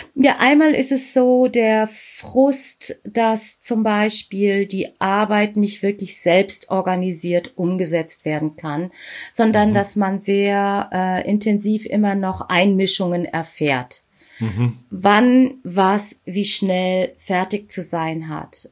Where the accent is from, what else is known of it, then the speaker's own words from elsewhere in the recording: Germany; Ich bin hier in Deutschland geboren ja. und bin Tochter indischer Eltern